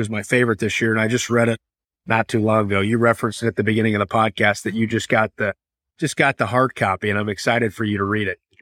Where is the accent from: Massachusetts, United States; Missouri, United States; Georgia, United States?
Missouri, United States; Kansas City; who's also born and raised in Kansas City